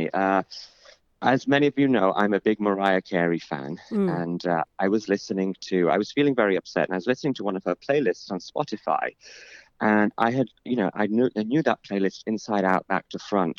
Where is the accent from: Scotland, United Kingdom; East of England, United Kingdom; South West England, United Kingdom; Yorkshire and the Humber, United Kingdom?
Yorkshire and the Humber, United Kingdom; Bradford; moved away; So Bradford is, it is a city which often gets a sort of unfair reputation